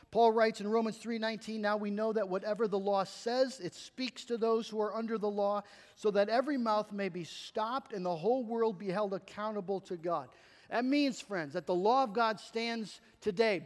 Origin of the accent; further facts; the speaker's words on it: United States; As American Christians